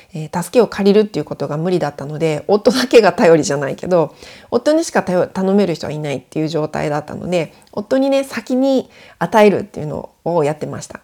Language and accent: Japanese; Japan; moved away as an adult; now in France; 上の子を連れて日本に帰国してたんですね。で1ヶ月ぐらい帰ってたんですけど私の実家にいる間